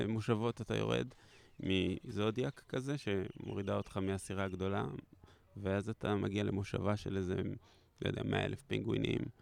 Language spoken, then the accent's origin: Hebrew; Haifa, Haifa District, Israel; אני מחיפה